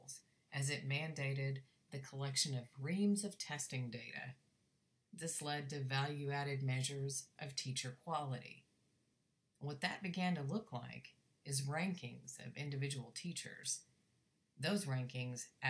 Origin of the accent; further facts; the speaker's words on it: Texas, United States; my home state of Texas